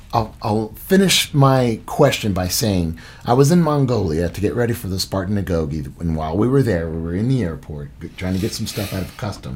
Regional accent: Utah, United States; I'm from Utah.

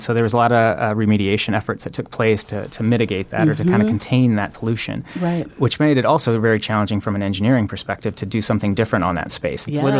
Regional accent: Omaha, Nebraska, United States; also born or lived in Hartington, Nebraska; But I moved here when I was young. Into Omaha, and I've always called Omaha kind of my hometown, and bounced around a little bit, but came back to Omaha, and am very pleased to do so.

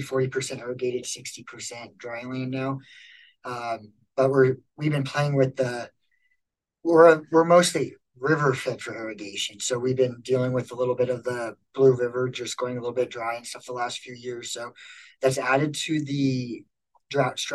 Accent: outside of Lincoln and Seward, Nebraska, United States; moved away as an adult; also born or lived in North Dakota; I was born and raised outside of Lincoln and Seward.

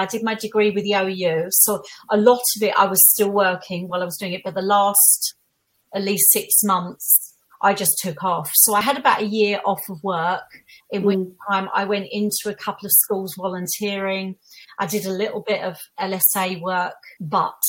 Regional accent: Essex, East of England, United Kingdom; I'm from Essex. I used to get all the Essex girl jokes

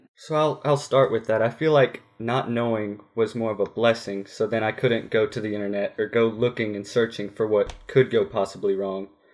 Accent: Grayslake, Illinois, United States; now in Woodruff, United States; I'm originally from Grace Lake, Illinois. I now live in Woodruff, South Carolina

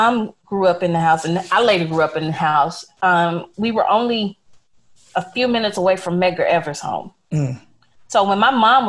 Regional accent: Jackson, Mississippi, United States; I'm from Jackson, Mississippi, 3 hours away.

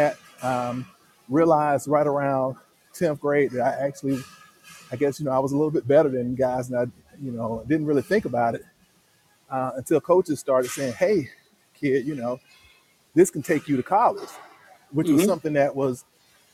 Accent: Jacksonville, Florida, United States; I grew up in Jacksonville, Florida. That's in the north, northeast part of Florida

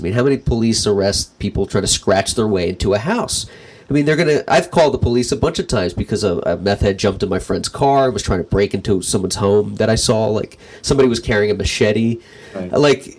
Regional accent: Pennsylvania, United States; moved away; where I grew up in Pennsylvania

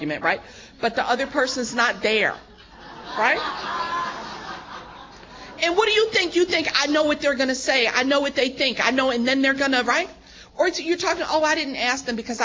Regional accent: New York, United States; I'm born and raised in New York

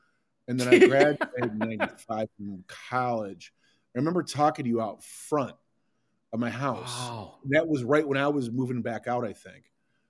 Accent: Detroit, Michigan, United States; also born or lived in Baltimore, Maryland; "Well, we're from Detroit."

